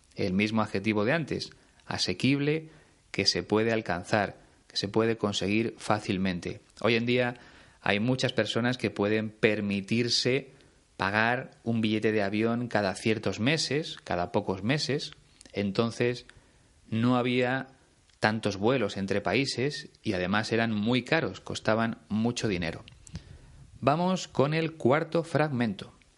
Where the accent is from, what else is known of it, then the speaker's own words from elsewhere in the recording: Spain; aquí en mi país